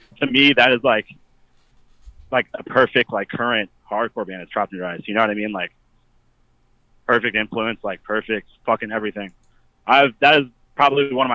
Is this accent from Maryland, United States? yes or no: yes; Frederick, Maryland, United States; I'm from Frederick, Maryland